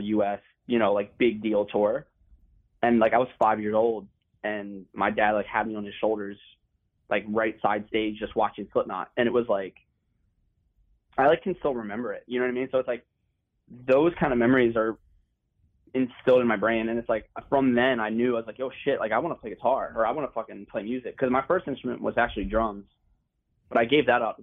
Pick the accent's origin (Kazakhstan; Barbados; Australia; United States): United States; Dundalk, Maryland; the house I grew up in Dundalk.